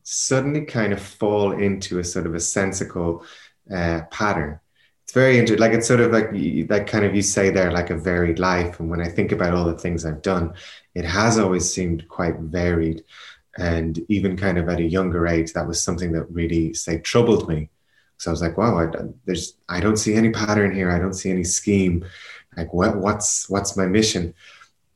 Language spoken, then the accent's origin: English; Ireland; also born or lived in Portugal / Spain; now in Berlin, Germany